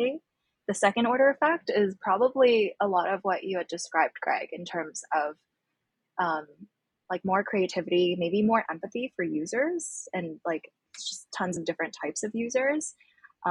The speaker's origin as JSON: {"language": "English", "town": "Pittsburgh", "region": "Pennsylvania", "country": "United States", "tie": "born or raised there", "also_born_or_lived": "Beijing, China", "said": "I'm from Beijing. I grew up there for the first 6 years of my life. Then my family and I moved to Pittsburgh, Pennsylvania when I was 6 years old"}